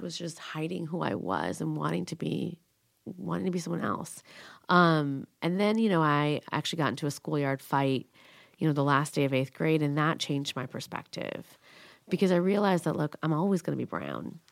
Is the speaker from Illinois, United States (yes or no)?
yes; Schaumburg, Illinois, United States; It was hard growing up in Schaumburg